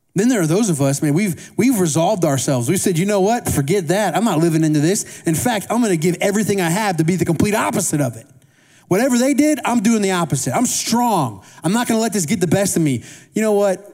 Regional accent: Indiana, United States; I grew up in Indiana, Midwest, and we had these small town circus.

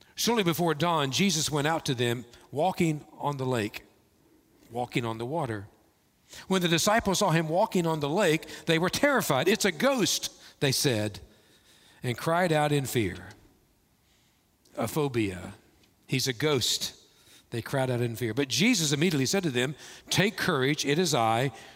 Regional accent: Kentucky, United States; moved away; growing up in Kentucky, we had caves, we had bats

